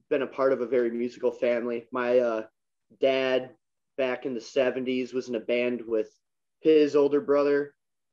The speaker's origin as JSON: {"language": "English", "town": "Janesville", "region": "Wisconsin", "country": "United States", "tie": "born or raised there", "said": "born and raised. Still living here."}